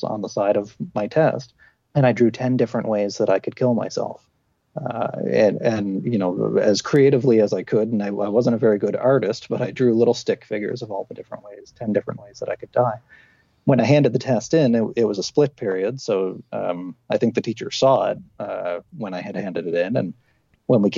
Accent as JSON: {"language": "English", "country": "Canada", "tie": "born or raised there", "said": "I grew up in a small town, a mining manufacturing town, which by the time I was growing up, all the mines and manufacturing had closed"}